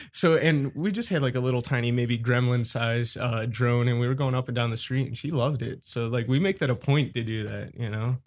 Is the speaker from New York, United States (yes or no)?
no; Cleveland, Ohio, United States; I was born and raised in Cleveland, Ohio.